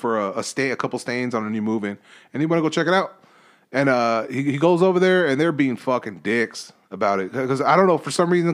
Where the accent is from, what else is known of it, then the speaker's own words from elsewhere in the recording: United States; I'm fucking American.